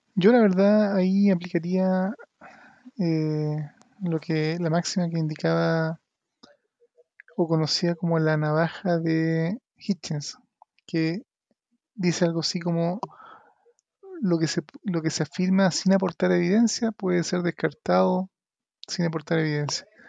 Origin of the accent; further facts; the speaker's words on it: Chile; seamos los chilenos